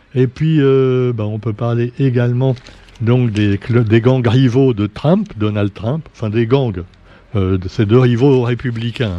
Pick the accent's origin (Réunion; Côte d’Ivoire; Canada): Réunion; chez nous à La Réunion